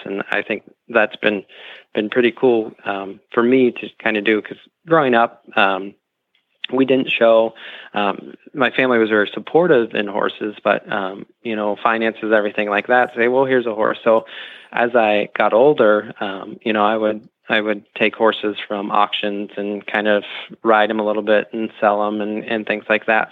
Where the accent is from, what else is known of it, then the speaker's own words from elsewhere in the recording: Dresden, Ohio, United States; I grew up in Ohio, born and raised. Um, uh, a couple hours um, east of Columbus, mm-hmm. um, small town Dresden